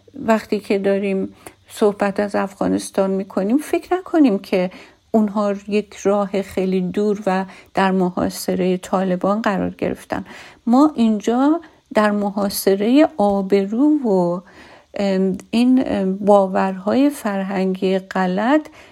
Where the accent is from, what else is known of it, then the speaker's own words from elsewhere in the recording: Iran; من از ایرانم